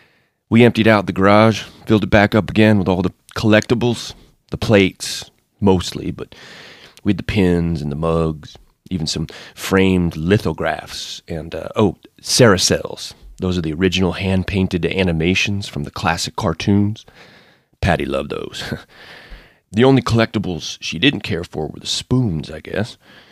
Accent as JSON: {"language": "English", "town": "Orlando", "region": "Florida", "country": "United States", "tie": "born or raised there", "said": "I mean, I grew up outside of Orlando. All I could do was compare the place to Disney."}